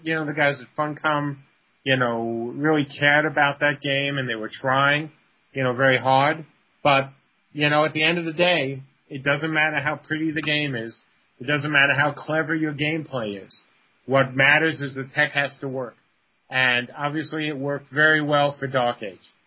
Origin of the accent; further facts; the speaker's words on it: New York City, New York, United States; moved away as an adult; now in Virginia, United States; I'm from the Bronx.